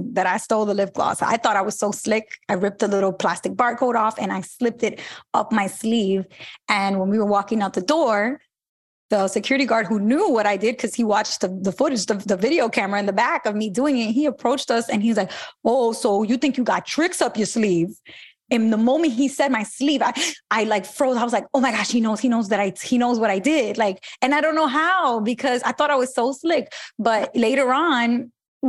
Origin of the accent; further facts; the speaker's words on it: New York City, New York, United States; I grew up in Brooklyn in Bushwick